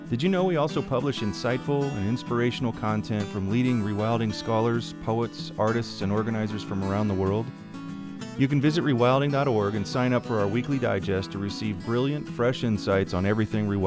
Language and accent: English; Midwest, United States; because I was from the Midwest and we have grass.